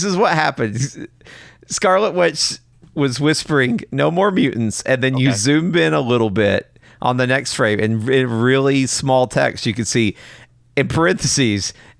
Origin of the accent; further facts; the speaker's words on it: United States; I'm American.